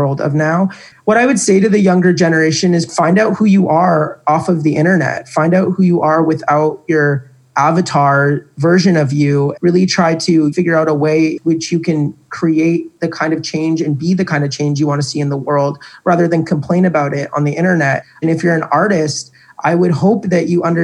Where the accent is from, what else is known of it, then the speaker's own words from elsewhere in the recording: Canada; I'm Canadian